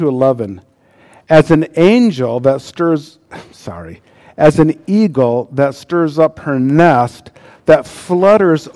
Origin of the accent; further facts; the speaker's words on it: United States; As an American